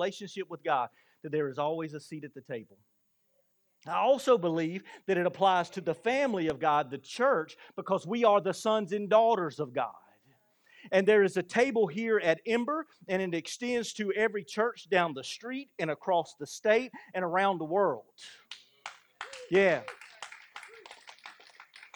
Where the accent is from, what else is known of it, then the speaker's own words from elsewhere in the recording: Blackstock, South Carolina, United States; Grew up in Blackstock and moved to a big city